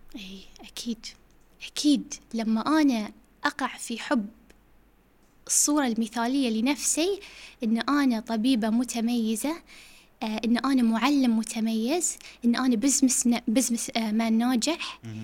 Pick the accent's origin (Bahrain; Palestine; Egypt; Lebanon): Bahrain; also born or lived in United States; احنا كبحرينيين او خليجيين في امريكا